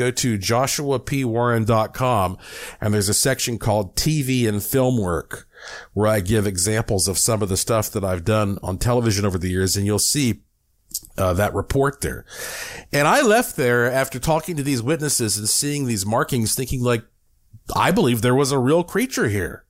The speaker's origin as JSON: {"language": "English", "region": "North Carolina", "country": "United States", "tie": "born or raised there", "said": "I grew up in North Carolina"}